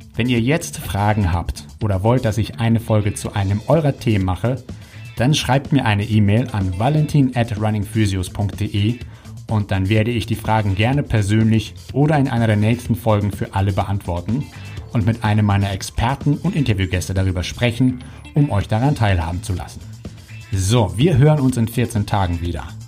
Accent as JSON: {"language": "German", "region": "Hamburg", "country": "Germany", "said": "bei uns in Hamburg"}